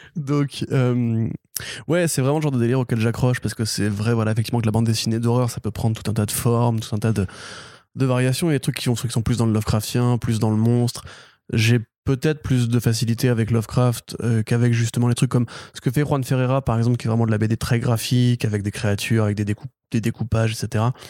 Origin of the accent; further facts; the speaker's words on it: Breton, Brittany, France; je suis breton